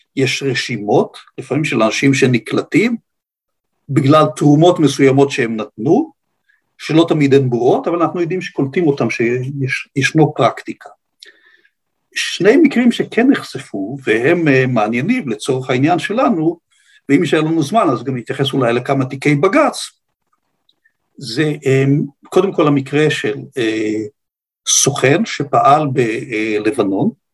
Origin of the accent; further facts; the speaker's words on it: Ramat HaShofet, Northern District, Israel; בקיבוץ רמת השופט שבו גדלתי